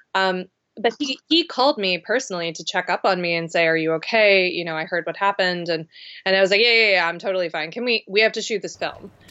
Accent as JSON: {"language": "English", "town": "Charleston", "region": "South Carolina", "country": "United States", "tie": "born or raised there", "moved": "yes"}